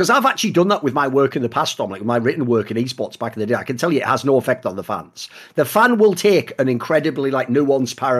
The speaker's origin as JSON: {"language": "English", "region": "England", "country": "United Kingdom", "said": "I am from England"}